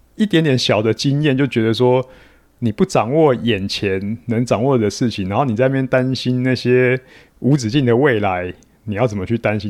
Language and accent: Chinese; New Taipei, Taiwan; 其实我是台北县出生长大的啦，然后嗯。就是高中念的是三重高工，那现， 三重商工啦，现在叫商工